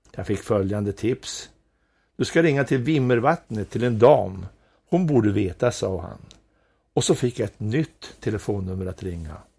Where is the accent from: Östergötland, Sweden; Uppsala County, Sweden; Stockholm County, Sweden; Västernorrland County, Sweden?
Västernorrland County, Sweden; Sidensjö; Jag kommer från en liten by som heter Nolås som ligger i Sidensjö. Det är en av de vackraste byarna i kommunen. Där växte jag upp